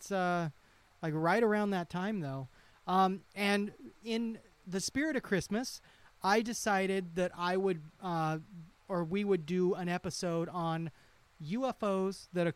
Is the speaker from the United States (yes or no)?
yes; Idaho, United States; now in Tennessee, United States; I'm from Idaho